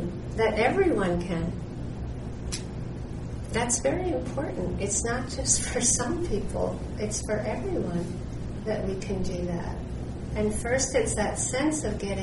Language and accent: English; Worcester, Massachusetts, United States; where I grew up in Worcester, Massachusetts